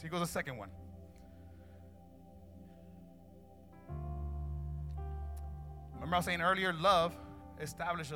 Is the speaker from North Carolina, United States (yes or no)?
no; Newark, New Jersey, United States; I grew up in Newark